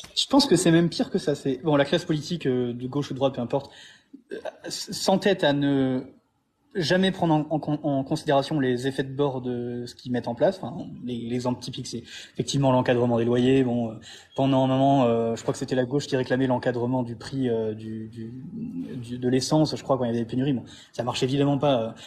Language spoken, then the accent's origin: French; France; moved away as an adult; also born or lived in Montpellier; now in Thailand; en tant que Français